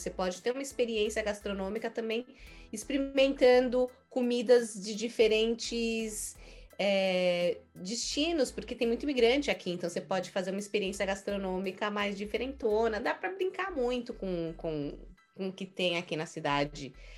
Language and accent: Portuguese; São Paulo, Brazil; moved away as an adult; now in New York, United States; sou guia e sou de São Paulo.